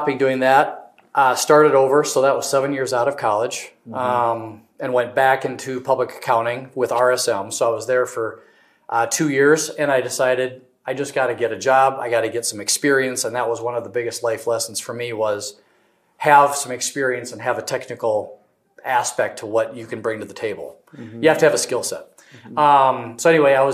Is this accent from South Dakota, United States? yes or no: yes; Bridgewater, South Dakota, United States; So born and raised in Bridgewater, just west of here.